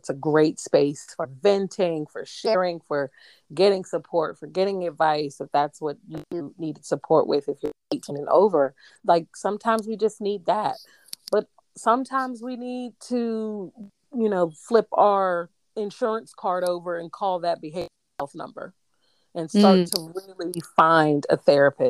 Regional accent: United States; I'm an American, so I'm from America

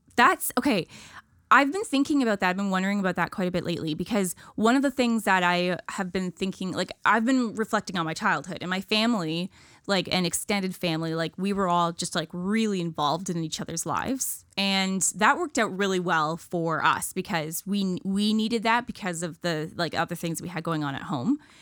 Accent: Ontario, Canada; moved away as an adult; now in Nova Scotia, Canada; I'm a from awayer. I'm from Ontario

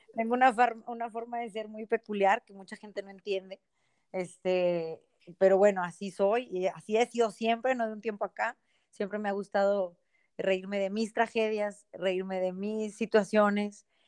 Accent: Monterrey, Nuevo León, Mexico; nací acá en, Monterrey hace ya 42 años.

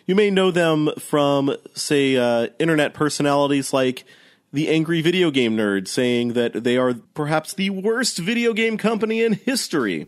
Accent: St. Louis, Missouri, United States; I grew up in St. Louis

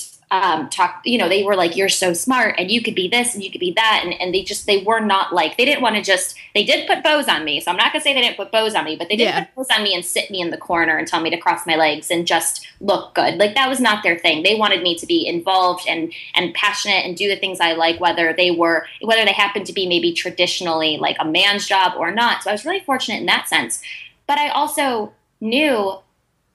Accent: Ohio, United States; I'm from Ohio.

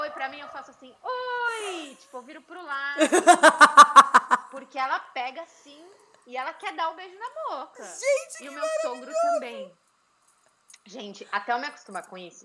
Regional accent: São Paulo, Brazil; also born or lived in Pennsylvania; now in United States

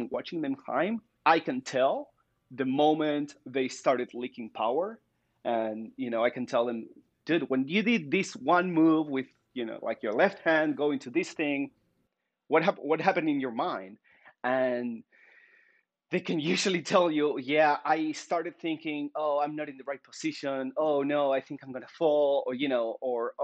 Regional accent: Argentina; moved away; also born or lived in Spain; I'm from Argentina

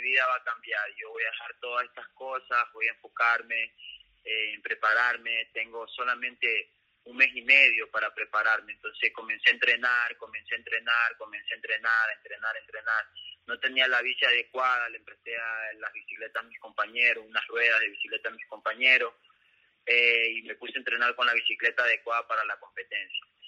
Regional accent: Ecuador

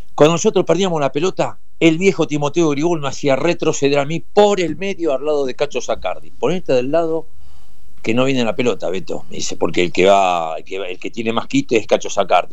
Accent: Argentina; Yo viví en Bransen 17-37 desde los nueve meses

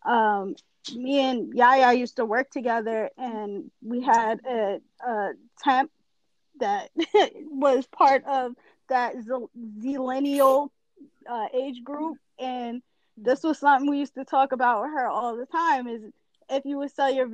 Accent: New York, United States; also born or lived in Long Island; we're both from New York

